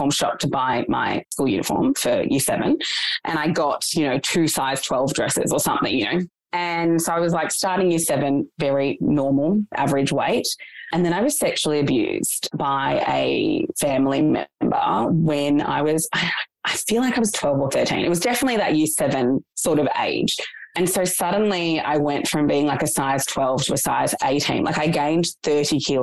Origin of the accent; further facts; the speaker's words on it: Australia; I was born in Australia, but my parents were refugees.